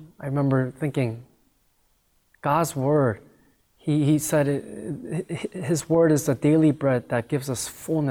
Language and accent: English; United States; I grew up in America